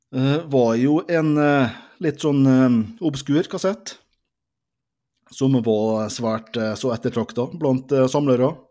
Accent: Molde, Møre og Romsdal, Norway; Vi er begge født og oppvokst i Molde. Molde vest, henholdsvis da Bjørset og eh, Kvam.

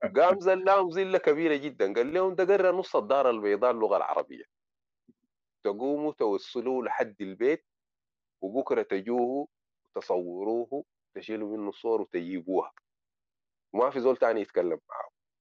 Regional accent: Sudan; now in Morocco; انا سوداني رغم انه انا الان بتكلم دارجه مغربيه

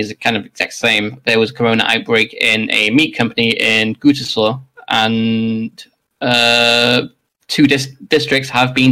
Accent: Wales, United Kingdom; As Welsh people

